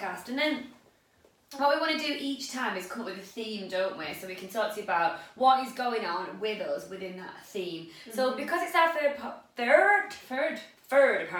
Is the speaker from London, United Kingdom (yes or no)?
no; Chorley, North West England, United Kingdom; We are from Chorley, Lancashire, in the north of England